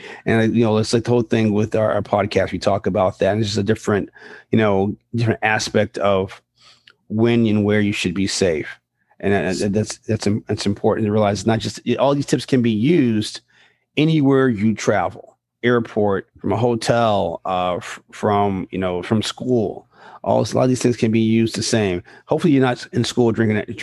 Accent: New York, United States; when I was a kid and growing up in New York

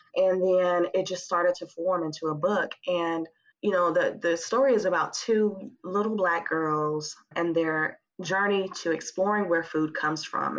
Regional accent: Huntsville, Alabama, United States; moved away as an adult; also born or lived in Memphis; I'm originally from Huntsville

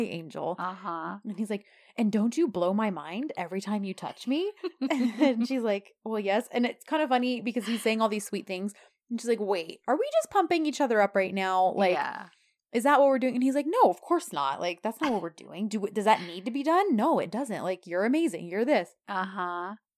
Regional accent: United States; we Americans know how to uh speak a different language

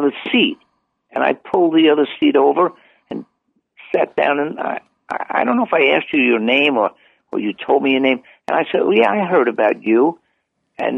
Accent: New York City, New York, United States; I'm a New Yorker.

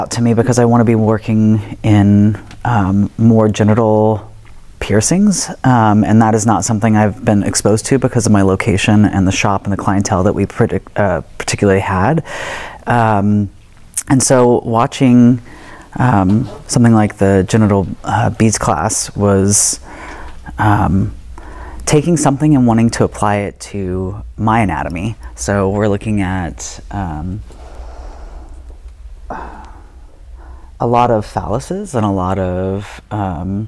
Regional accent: Dallas, Texas, United States; moved away as an adult; now in Germany; I grew up in Dallas in the Bible Belt

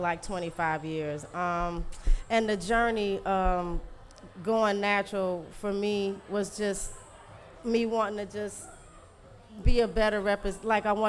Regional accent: Louisiana, United States; now in Detroit, United States; I'm from Louisiana.

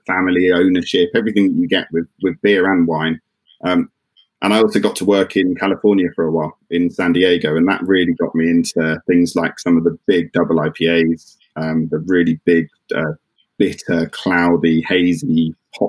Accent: Dartmoor, Devon, South West England, United Kingdom; moved away; also born or lived in Bristol; I grew up on Dartmoor in Devon

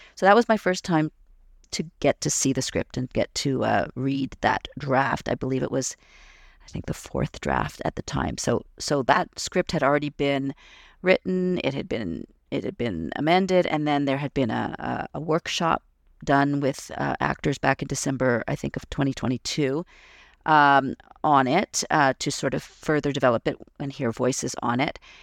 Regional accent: Toronto, Ontario, Canada; I was growing up in Toronto

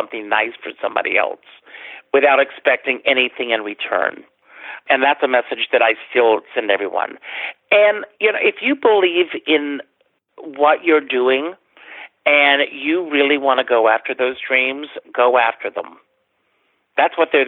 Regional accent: Conway, South Carolina, United States; moved away as an adult; now in New York, United States; When I left South Carolina, I had done a lot of theater with our local theater, The Republic

